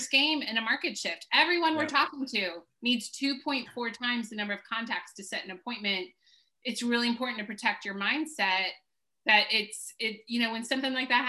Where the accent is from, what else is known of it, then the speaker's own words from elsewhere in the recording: Baltimore, Maryland, United States; moved away as an adult; also born or lived in Washington, D.C. / South Carolina; I'm from Baltimore, D.C.